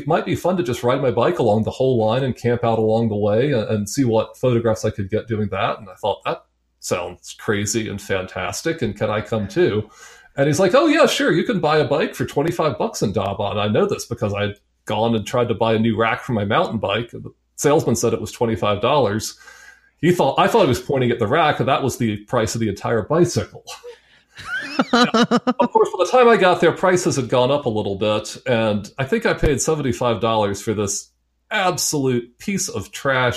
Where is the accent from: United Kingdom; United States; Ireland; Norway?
United States; as American